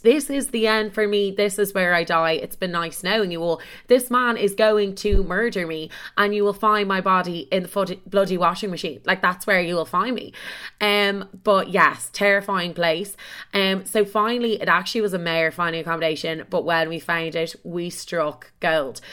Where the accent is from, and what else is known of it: Dublin, Leinster, Ireland; moved away as an adult; also born or lived in Chicago; now in London, United Kingdom